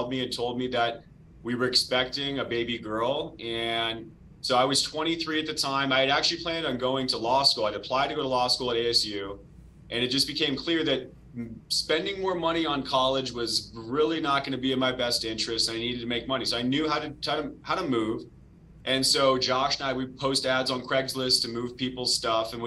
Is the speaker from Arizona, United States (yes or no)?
yes; Arizona, United States; I'm born and raised in Arizona